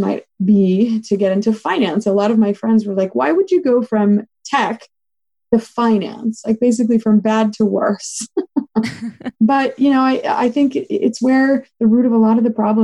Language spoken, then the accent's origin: English; Los Angeles, California, United States; I grew up in Los Angeles with immigrant parents